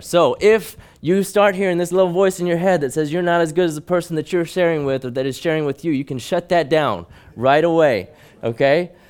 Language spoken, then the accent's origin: English; Hong Kong; But I grew up in Hong Kong, and I was small even by Hong Kong standards